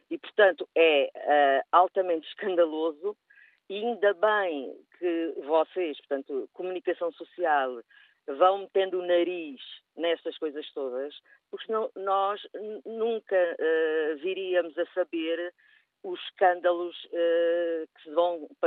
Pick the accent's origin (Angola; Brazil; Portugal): Portugal; sou portuguesa, tenho muito orgulho de ser portuguesa